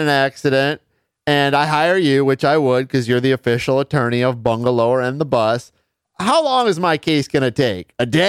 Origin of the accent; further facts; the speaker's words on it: Detroit, Michigan, United States; I know where I grew up in Detroit